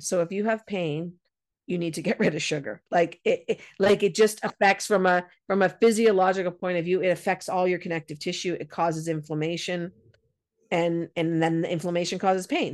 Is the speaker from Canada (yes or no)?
yes; Canada; I'm a Canadian and we've got lots of snow